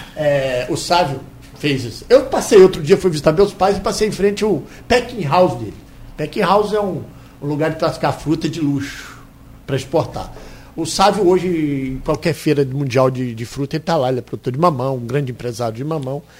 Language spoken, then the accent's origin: Portuguese; northern Espírito Santo, Brazil; now in Campos dos Goytacazes, Brazil; Eu sou do norte do Espírito Santo